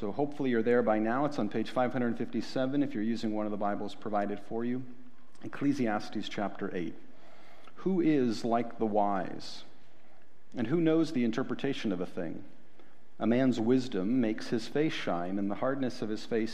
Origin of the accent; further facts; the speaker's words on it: Ohio, United States; I'm from Ohio